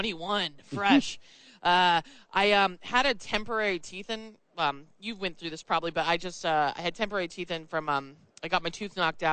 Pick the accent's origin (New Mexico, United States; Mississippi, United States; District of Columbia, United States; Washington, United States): New Mexico, United States; moved away; also born or lived in New York; I came from the New York market, even though I grew up in New Mexico.